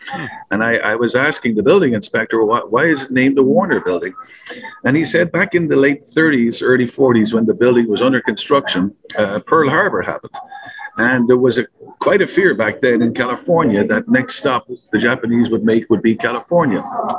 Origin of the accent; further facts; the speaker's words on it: Dublin, Leinster, Ireland; moved away as an adult; also born or lived in Las Vegas, United States; now in Buffalo, United States; I was born and raised in Dublin